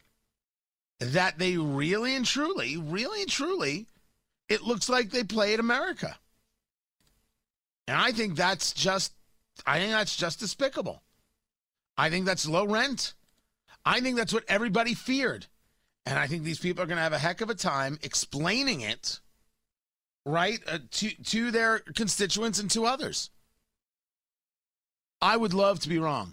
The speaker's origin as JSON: {"language": "English", "country": "United States", "tie": "born or raised there", "also_born_or_lived": "Washington, D.C. / Los Angeles", "moved": "as an adult", "lives_now": "Indiana, United States", "said": "I grew up in New York, New Jersey"}